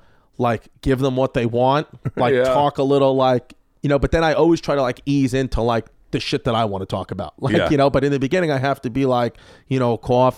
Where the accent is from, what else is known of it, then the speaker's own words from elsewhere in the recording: New York City, New York, United States; See, that's not a possibility growing up in New York City